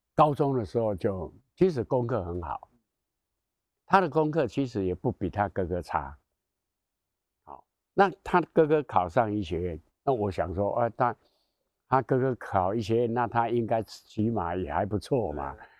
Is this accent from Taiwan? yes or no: yes; Taiwan; 我们台湾人不太懂种树，护树，不懂得爱树